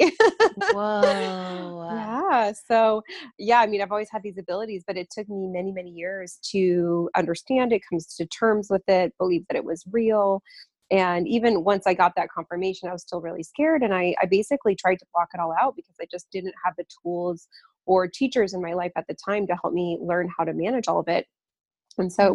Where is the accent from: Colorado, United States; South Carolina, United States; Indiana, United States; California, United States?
Colorado, United States; Lafayette; my hometown of Lafayette, Colorado